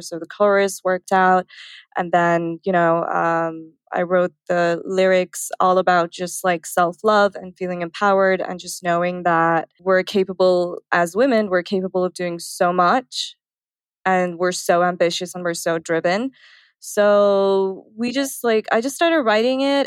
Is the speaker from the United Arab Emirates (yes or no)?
yes; Dubai, United Arab Emirates; moved away as an adult; also born or lived in India; now in Los Angeles, United States; I was born in India, I grew up in Dubai, and then I moved to LA.